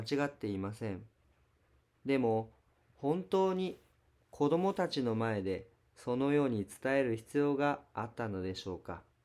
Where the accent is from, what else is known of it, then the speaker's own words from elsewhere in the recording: Osaka, Japan; now in Kyoto, Japan; 私は 大阪出身です